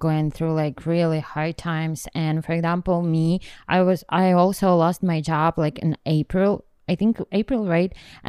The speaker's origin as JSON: {"language": "English", "country": "Ukraine", "also_born_or_lived": "Boston", "second_language": "English", "moved": "yes", "lives_now": "New York, United States", "said": "I'm originally from Ukraine."}